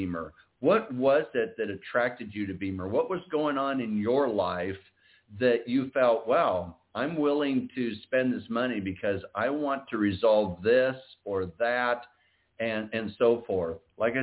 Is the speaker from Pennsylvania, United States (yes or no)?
no; Iowa, United States; we're both originally from Iowa